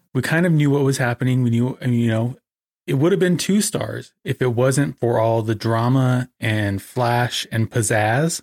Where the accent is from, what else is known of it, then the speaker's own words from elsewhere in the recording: American Desert Southwest, United States; being an American